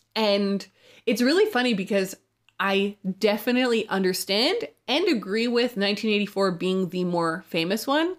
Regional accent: Canada; Canada is where I'm from

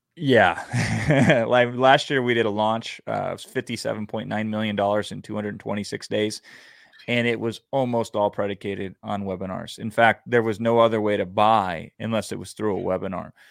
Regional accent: Iowa, United States; I grew up in Iowa

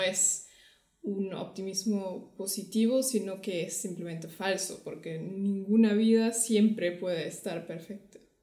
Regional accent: Germany; Spanish is a second language; de Alemania.

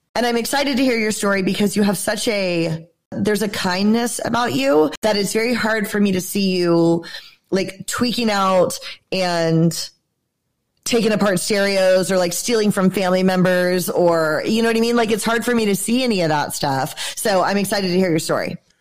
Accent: Georgia, United States; I'm from Georgia.

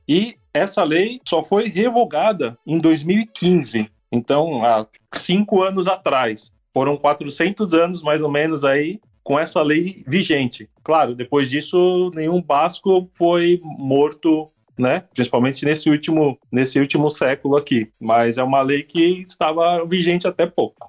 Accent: Brazil; eu, como brasileiro

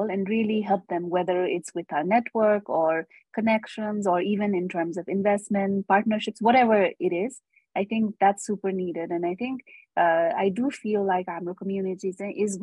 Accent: Nepal

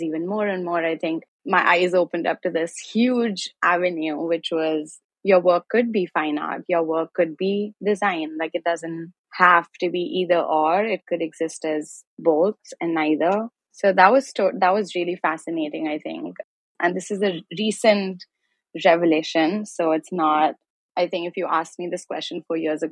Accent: Delhi, India; now in Brooklyn, United States; I'm essentially a textile artist and a knitwear designer based in Brooklyn, and I'm originally from Delhi, India

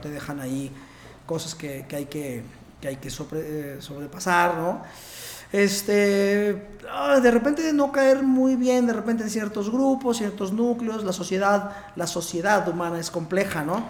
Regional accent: Puebla, Mexico; also born or lived in Mexico City / Barcelona; yo soy de Puebla, soy poblano, soy médico. Estudié en medicina en Puebla

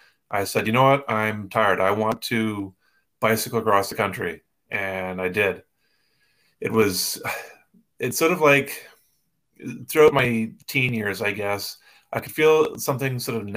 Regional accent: East Coast of Canada, Canada; I grew up in the East Coast of Canada

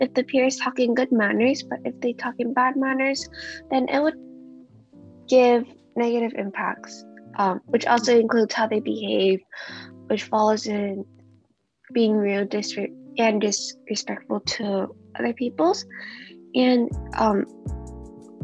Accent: United States; I also grew up in an Asian culture, even though I grew up in America

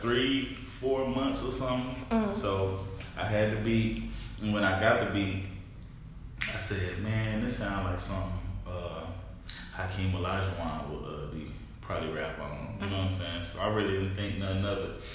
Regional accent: Tulsa, Oklahoma, United States; I'm from North Tulsa, the city of North Tulsa

